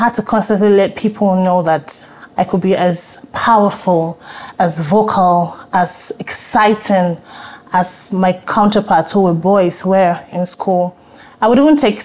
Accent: Nigeria; also born or lived in Ibadan, Nigeria / Port Harcourt, Nigeria / Lagos, Nigeria; I would say I grew up in different cities in Nigeria. I was born in Ibadan, Oyo State, Nigeria

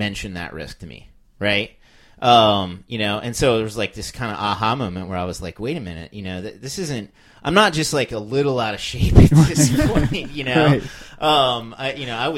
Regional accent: United States; being an American

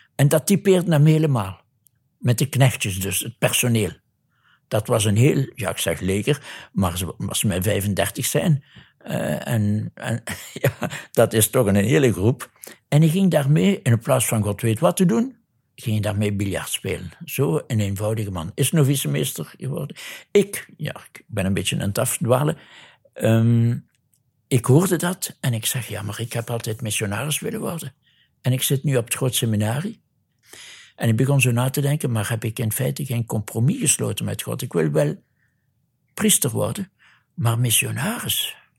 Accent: Neerpelt, Flanders, Belgium; accent: Limburg; moved away as an adult; also born or lived in Kinshasa, Congo; U zult al aan mijn accent gehoord hebben dat ik uit Limburg kom. Dus ik ben van Neerpelt, tegenwoordig heet dat Pelt. Waar ik geboren ben, 79 jaar geleden.

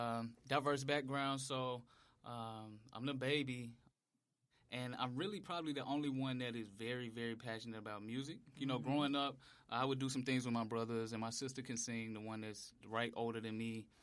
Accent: Memphis, Tennessee, United States; Ooh, I'm from Memphis.

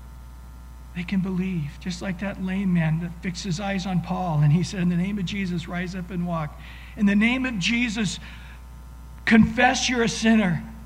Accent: Visalia, California, United States; my Sunday school teacher growing up in Visalia, California, Mrs. Stoops

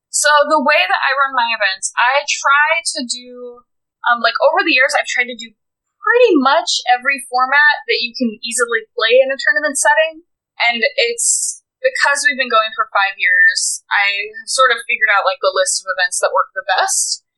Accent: about an hour outside of Spokane, eastern Washington, United States; moved away as an adult; now in Seattle, United States; I grew up in rural America, uh, in eastern Washington, actually, about an hour outside of Spokane.

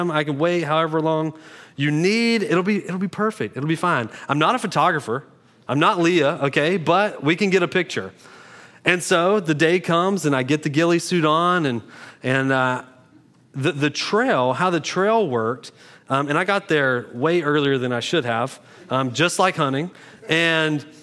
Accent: Beulahville, United States; I did Google if togetherness was a word because I'm from Beulahville and it sounds like it's not a word

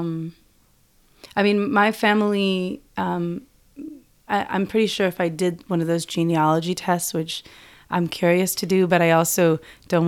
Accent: Washington, United States; where I grew up in Washington State

